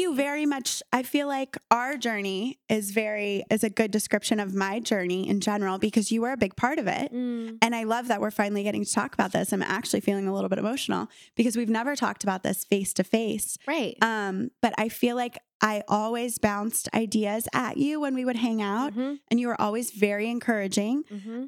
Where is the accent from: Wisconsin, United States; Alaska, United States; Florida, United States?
Florida, United States; Miami; moved away as an adult; growing up in Miami